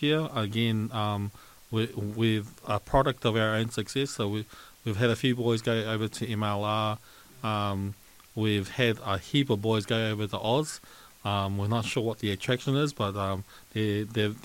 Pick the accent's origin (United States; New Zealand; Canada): New Zealand